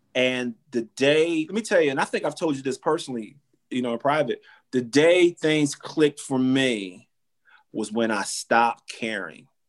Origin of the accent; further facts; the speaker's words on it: Orlando, Florida, United States; I'm from Orlando